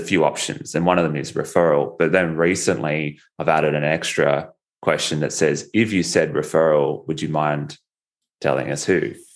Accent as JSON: {"language": "English", "country": "Australia", "accent": "Australian", "said": "my Australian accent"}